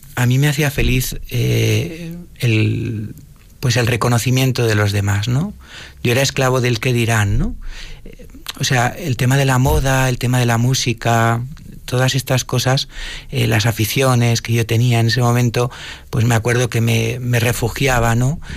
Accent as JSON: {"language": "Spanish", "town": "Madrid", "region": "Community of Madrid", "country": "Spain", "also_born_or_lived": "Sigüenza", "said": "yo soy de Madrid"}